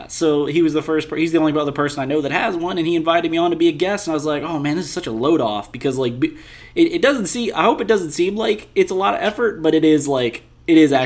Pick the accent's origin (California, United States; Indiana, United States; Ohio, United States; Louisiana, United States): Louisiana, United States; West Bank; we are both from the West Bank